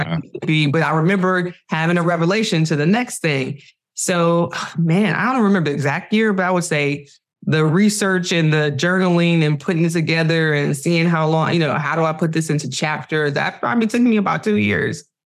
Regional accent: Cleveland, Ohio, United States; moved away as an adult; now in Los Angeles, United States; I'm from Cleveland. I'm, that's that's who raised me to be who I am today

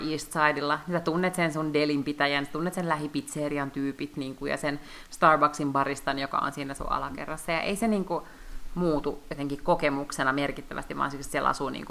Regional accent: Lahti, Päijänne Tavastia, Finland; also born or lived in Helsinki; mä aina sanon, että mä oon Lahesta kotoisin

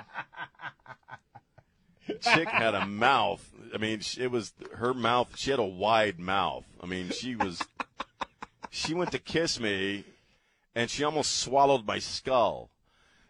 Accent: East Coast, United States; also born or lived in Decorah, Iowa; now in San Antonio, United States; I'm actually the only person in my family that grew up on the East Coast

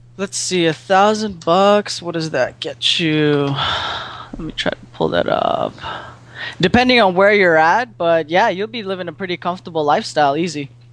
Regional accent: Philippines; moved away as an adult; also born or lived in San Diego; now in St. Louis, United States; I'm born and raised in the Philippines, and you know, I went to school there

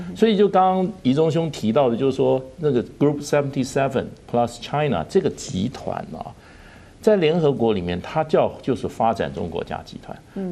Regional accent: Taiwan; 我们台湾人自己

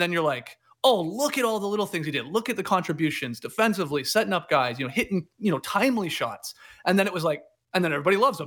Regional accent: Canada; now in Atlanta, United States; as a Canadian living here.

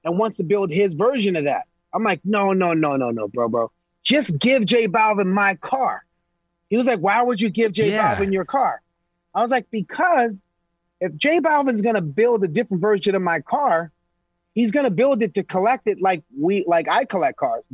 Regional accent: Los Angeles, California, United States; I'm from East L.A., bro. I was one of the only black families in an all-Mexican neighborhood

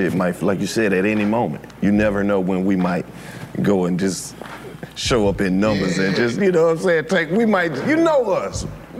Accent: Mississippi, United States; I'm from Mississippi.

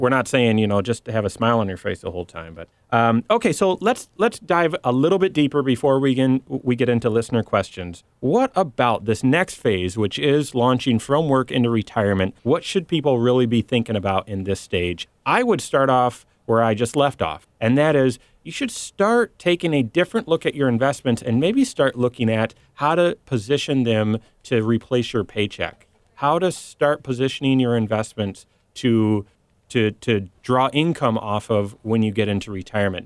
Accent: Michigan, United States; I'm from Michigan

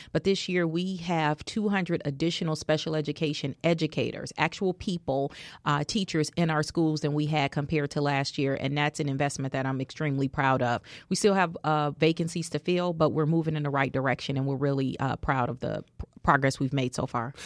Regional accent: Chicago, Illinois, United States; Auburn Gresham. That's the community I was born and raised

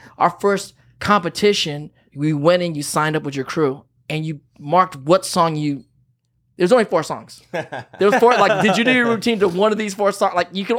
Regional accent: Pittsburg, California, United States; In the Bay, yeah. Okay. We're from Pittsburgh, California, and it's just a little cutty town outside of the city.

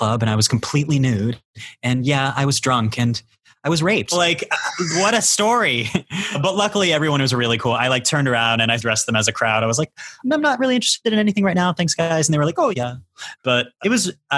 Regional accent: Augusta, Georgia, United States; also born or lived in Miami, Florida / Los Angeles, California; now in New York, United States; I'm from Augusta, Georgia.

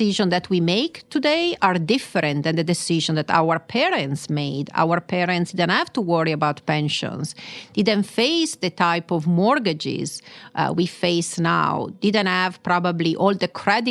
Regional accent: Milan, Lombardy, Italy; accent: Milanese; English is a second language; moved away as an adult; now in United States; I was born and raised in Milan and moved to the U.S. about 25 years or so ago for my graduate studies

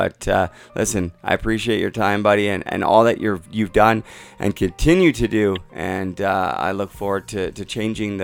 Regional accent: Vancouver, British Columbia, Canada; growing up in Vancouver

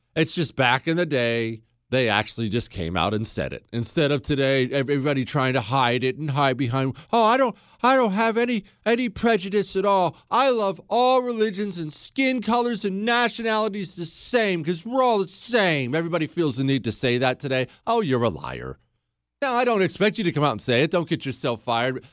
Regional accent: United States; I'm an American

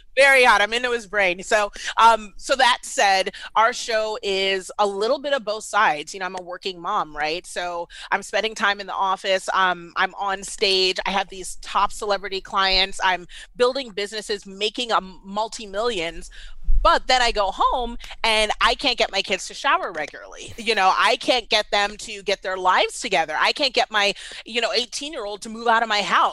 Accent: Washington, District of Columbia, United States; moved away as an adult; also born or lived in Baltimore, Maryland; now in Atlanta, United States; I was born and raised in D C

